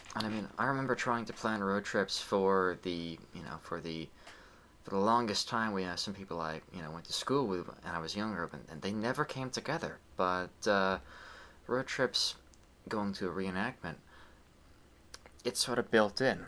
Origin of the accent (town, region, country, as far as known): United States